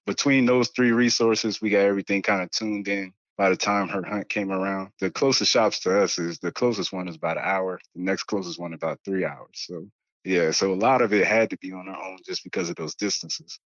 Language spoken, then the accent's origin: English; Spring Lake, North Carolina, United States; moved away as an adult; also born or lived in Washington, D.C. / New Mexico; I'm originally from Washington, D C. I'm really a city kid that moved out to North Carolina